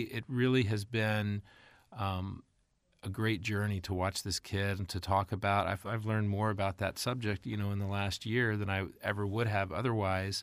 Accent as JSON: {"language": "English", "region": "Texas", "country": "United States", "tie": "born or raised there", "also_born_or_lived": "Mississippi / Dallas / Tennessee", "moved": "as an adult", "said": "I grew up in Texas"}